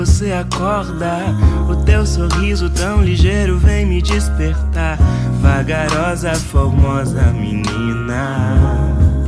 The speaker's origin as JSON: {"language": "Portuguese", "region": "Minas Gerais", "country": "Brazil", "tie": "born or raised there", "moved": "yes", "lives_now": "São Paulo, Brazil", "said": "cresci em Minas, moro em São Paulo"}